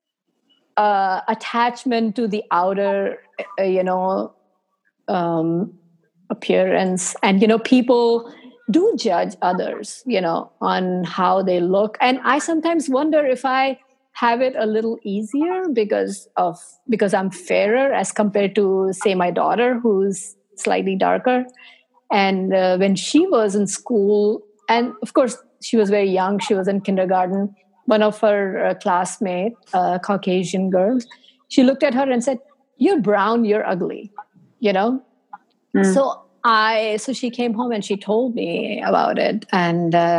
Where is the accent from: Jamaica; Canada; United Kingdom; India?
India; now in United States; growing up in India, it was perfectly fine for me